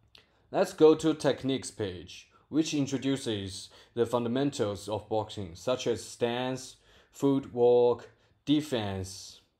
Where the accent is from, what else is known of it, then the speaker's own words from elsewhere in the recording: Guiyang, Guizhou, China; English is a second language; from Guiyang, China.